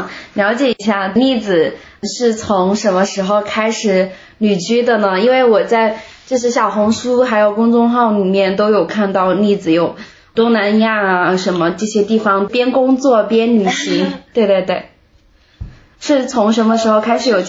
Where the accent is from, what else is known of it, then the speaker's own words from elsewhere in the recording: Meishan, Sichuan, China; 我是眉山的，就是离成都挺近的一个地方。